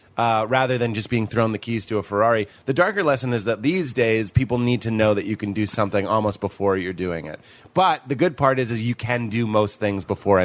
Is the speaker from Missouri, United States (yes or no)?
no; Massachusetts, United States; We're both from Massachusetts. We're both like awkward, like pale white people